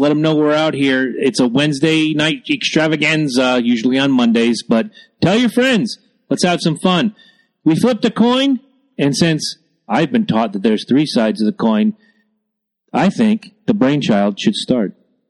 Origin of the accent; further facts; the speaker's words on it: South Carolina, United States; now in New England, United States; I was born in South Carolina.